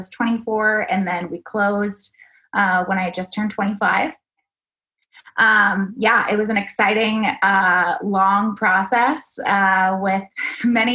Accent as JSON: {"language": "English", "town": "Austin", "region": "Texas", "country": "United States", "tie": "born or raised there", "said": "I grew up in Austin, moved away for a while of college and spent some time in other Texas cities. But I came back"}